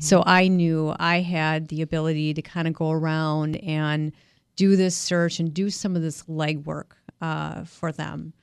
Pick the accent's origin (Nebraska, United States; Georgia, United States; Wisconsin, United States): Wisconsin, United States; West Bend; moved away as an adult; also born or lived in New York City; I was born and raised in West Bend, Wisconsin, uh, and by the age of twenty-two, I moved to New York City